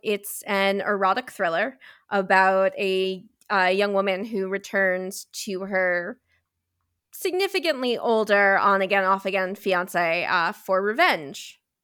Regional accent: New York City, New York, United States; I was born and raised in New York City

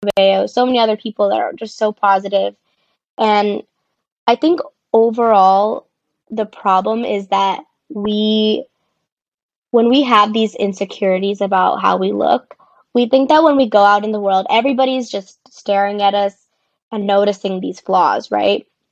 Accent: Tucson, Arizona, United States; moved away as an adult; also born or lived in Boston, Massachusetts; now in Los Angeles, United States; I am originally from Tucson, Arizona, but I currently live in Los Angeles

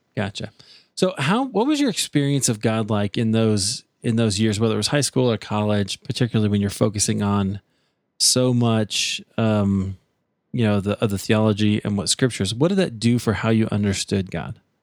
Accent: Des Moines, Iowa, United States; I'm from Des Moines

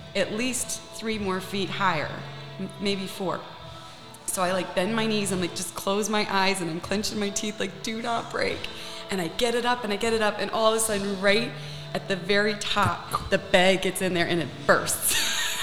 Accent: Naples, Florida, United States; I grew up in the Savoy. I grew up in a high rise on the beach, and it was a European building.

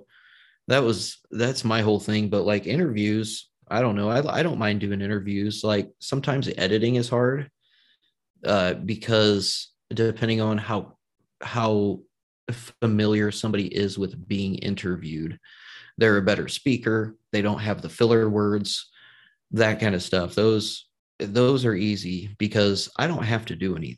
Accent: Indiana, United States; I'm from Indiana

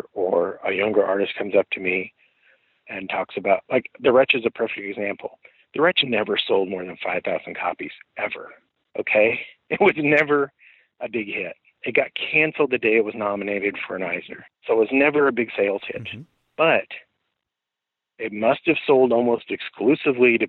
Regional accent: Midwest, United States; I'm from the Midwest

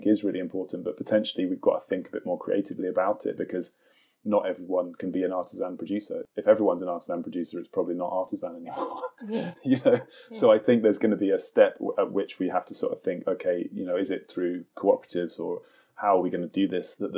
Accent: Suffolk, East of England, United Kingdom; now in Highlands, United Kingdom; I grew up in Suffolk

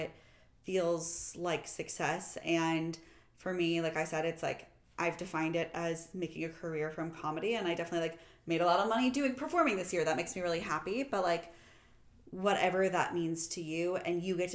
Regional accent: Kansas City, Missouri, United States; moved away as an adult; also born or lived in New York / Los Angeles; I'm also from Kansas City.

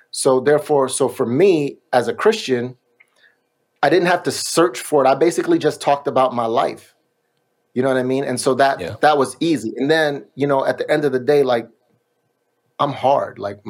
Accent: New York, United States; also born or lived in Miami; now in Sacramento, United States; I grew up in New York and then I lived in Miami

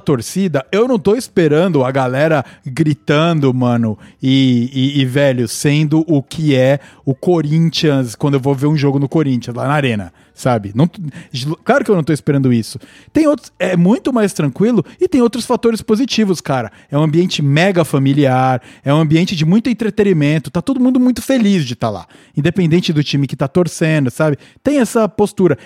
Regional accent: Brazil; moved away as an adult; now in Vancouver, Canada; eu saí do Brasil em 2016

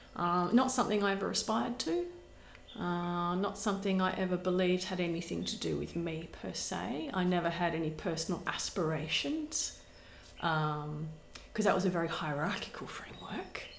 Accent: Perth, Western Australia, Australia; I grew up south of the river uh, in Rossmoyne

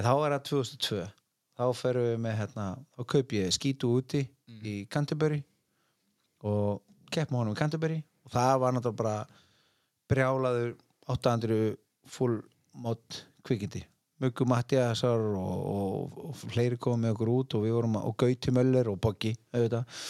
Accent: Iceland; ég er bara frá Íslandi

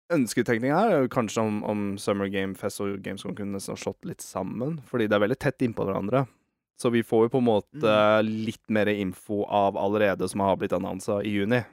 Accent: Eastern Norway, Norway; accent: Østlandsdialekt (Eastern Norwegian); min dialekt, da. Østlandsdialekt

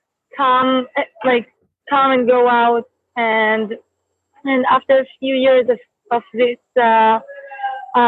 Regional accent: Israel; I'm from Israel.

